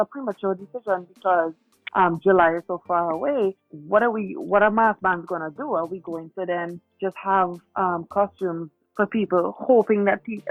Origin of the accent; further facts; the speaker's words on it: St. Vincent & Grenadines; from St. Vincent.